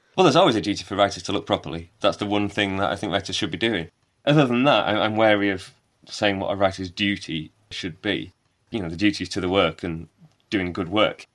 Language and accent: English; Wakefield, Yorkshire and the Humber, United Kingdom; also born or lived in Bradford / Leeds; I was born in Wakefield, grew up in Wakefield, live in Bradford, have lived in Leeds.